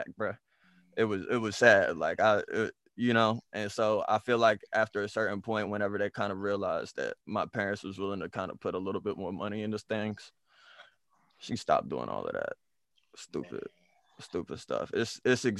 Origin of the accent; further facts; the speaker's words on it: Oklahoma City, Oklahoma, United States; moved away; also born or lived in DMV area; growing up in Oklahoma